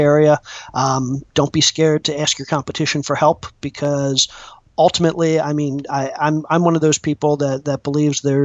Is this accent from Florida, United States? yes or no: no; Maryland, United States; moved away as an adult; also born or lived in California / Atlanta; I'm originally from Maryland.